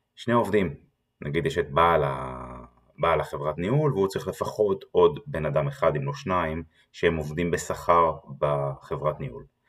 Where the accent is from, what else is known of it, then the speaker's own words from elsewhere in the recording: Israel; אנחנו כישראלים